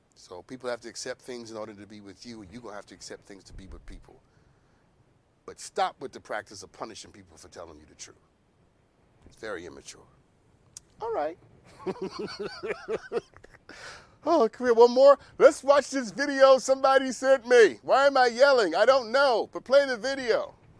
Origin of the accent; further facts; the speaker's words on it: New York, United States; I'm from New York, by the way. I'm Harlem